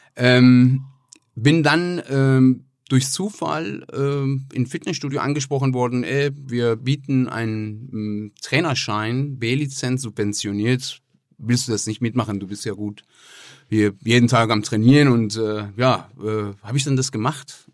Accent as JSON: {"language": "German", "town": "Tehran", "region": "Tehran Province", "country": "Iran", "tie": "born or raised there", "also_born_or_lived": "Croatia", "second_language": "German", "moved": "as an adult", "lives_now": "Essen, Germany", "said": "ich komme aus dem Iran, äh, bin im Teheran geboren bin ähm, November 98 nach Deutschland gekommen."}